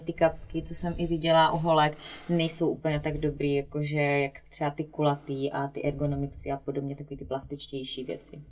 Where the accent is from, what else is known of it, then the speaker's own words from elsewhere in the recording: Strážnice, South Moravian Region, Czechia; also born or lived in Slovakia / Brno; now in near Brno, Czech Republic; původem jsem ze Strážnice, což je úplně na jihu Moravy od Hodonína. A s tím, že teda narodila jsem se na Slovensku. No a teď žiju kousíček od Brna, no.